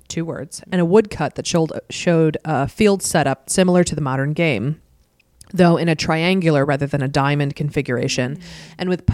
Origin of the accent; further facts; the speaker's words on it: Buffalo, New York, United States; now in Rochester, United States; I grew up in Buffalo, New York